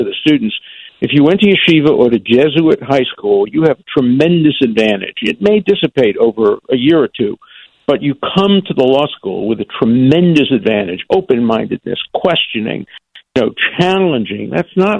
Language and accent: English; New York City, New York, United States; moved away as an adult; I grew up in Brooklyn, in Borough Park.